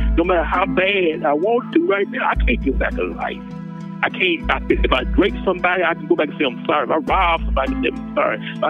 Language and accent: English; Kansas, United States; born or raised there